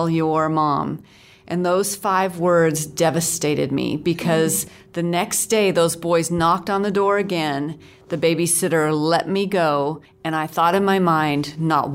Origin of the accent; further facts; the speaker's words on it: Seattle, Washington, United States; now in Dallas, United States; I grew up in the Seattle area, mm-hmm. so near Vancouver, so I'm almost Canadian